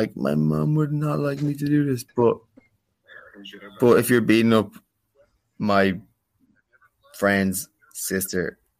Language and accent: English; Dublin, Leinster, Ireland; But when you're born and bred in Dublin City, it doesn't work like that.